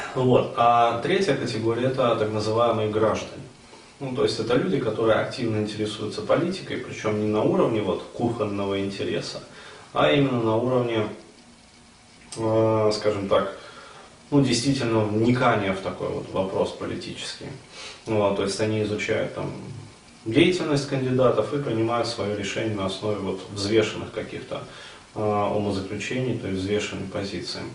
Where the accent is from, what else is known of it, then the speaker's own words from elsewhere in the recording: Ufa, Bashkortostan, Russia; now in Moscow, Russia; я сам родился и вырос в Уфе